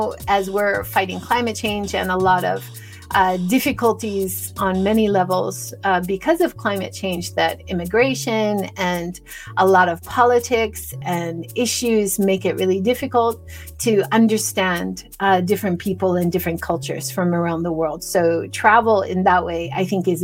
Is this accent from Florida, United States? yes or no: no; Hawaii, United States; moved away; I grew up in Hawaii